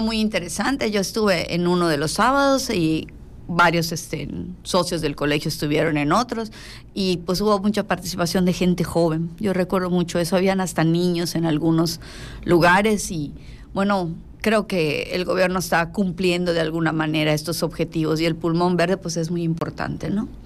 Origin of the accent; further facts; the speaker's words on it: Mexico; also born or lived in Yucatán; como buenos mexicanos